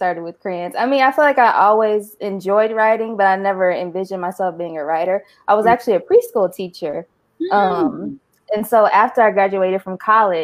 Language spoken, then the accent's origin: English; Omaha, Nebraska, United States; now in Houston, United States; I'm from Omaha, Nebraska, but I currently live in Houston, Texas.